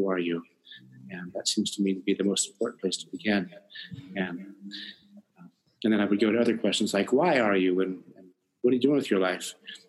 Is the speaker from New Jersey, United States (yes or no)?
no; Monte Vista, Colorado, United States; also born or lived in California / Washington, D.C. / Virginia; now in Vancouver, Canada; I was born in the most beautifully named town in America, I think, called Monte Vista, Colorado.